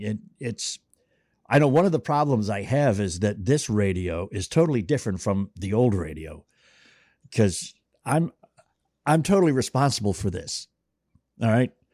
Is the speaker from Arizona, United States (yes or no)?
no; Boston, Massachusetts, United States; I grew up in Boston too